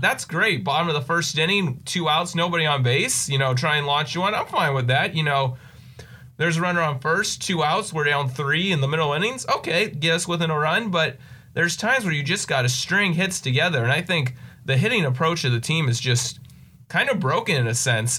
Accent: Poway, California, United States; I've lived here in Poway my whole life. So, San Diego native

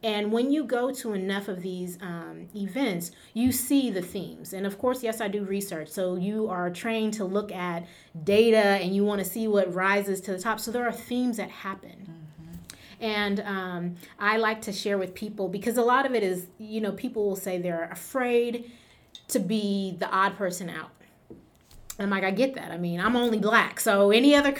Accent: California, United States; I am from California

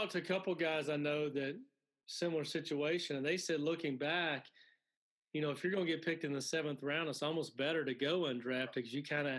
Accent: Alabama, United States; I grew up in Alabama. I grew up an Auburn fan.

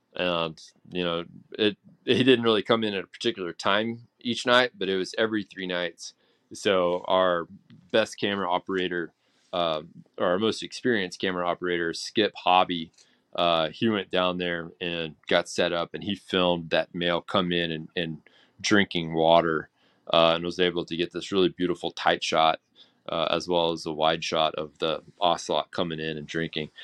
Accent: Texas, United States; as a Texan

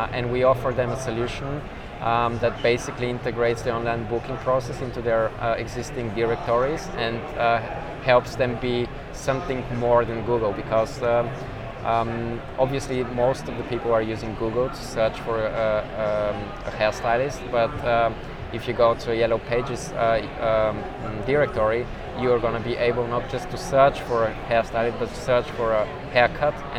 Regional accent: Sofia, Sofia City, Bulgaria; also born or lived in Plovdiv; I'm coming from Sofia

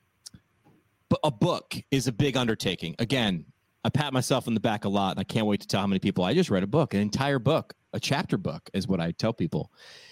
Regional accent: Montgomery, New York, United States; moved away; I'm from Montgomery, town of Montgomery

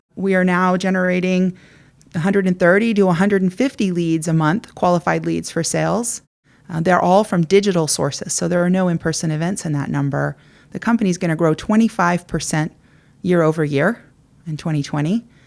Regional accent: California, United States; I grew up here in California, I headed east to Princeton for college

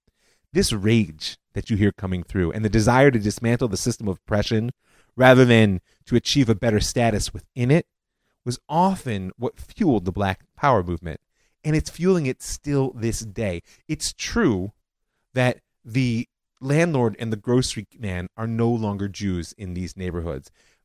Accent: Cleveland, Ohio, United States; my hometown Cleveland

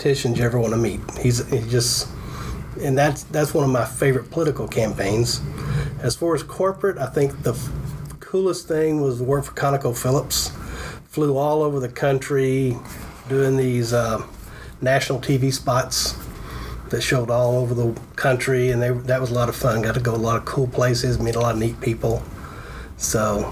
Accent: Fort Worth, Texas, United States; I was born in Fort Worth, Texas. Went to school at the University of Texas at Arlington. I'm an seventh generation Texan

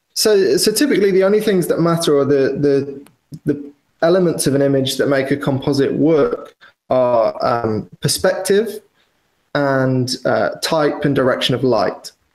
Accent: Wales, United Kingdom; moved away as an adult; also born or lived in London; I grew up in Wales, which is probably, as the crow flies, 250 miles from London.

